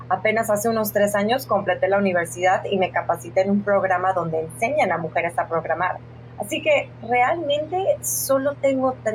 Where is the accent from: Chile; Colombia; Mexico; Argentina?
Mexico; Hidalgo; De Hidalgo.